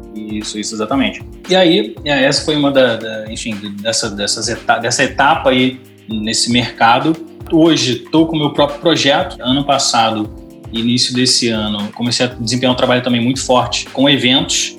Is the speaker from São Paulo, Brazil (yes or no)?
no; Rio de Janeiro, Brazil; Eu sou do Rio de Janeiro